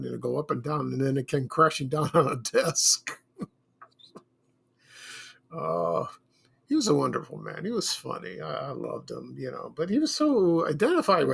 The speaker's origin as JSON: {"language": "English", "town": "Chicago", "region": "Illinois", "country": "United States", "tie": "born or raised there", "said": "My family and I moved from South Shore to Roseland in 1969. We lived in an apartment building above a shoe store"}